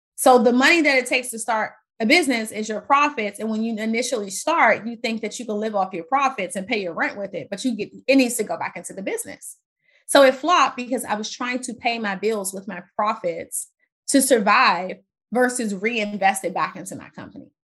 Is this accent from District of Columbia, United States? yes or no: yes; Washington, District of Columbia, United States; also born or lived in Maryland / Virginia; I grew up in Washington, D C. Yeah, Maryland, Virginia area